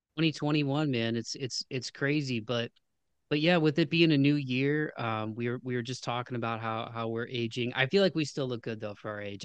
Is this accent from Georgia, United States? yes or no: no; Toledo, Ohio, United States; growing up in Toledo, man, it was a big city for sports and music